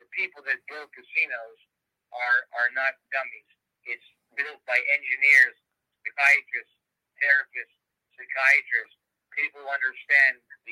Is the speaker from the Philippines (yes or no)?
no; Canada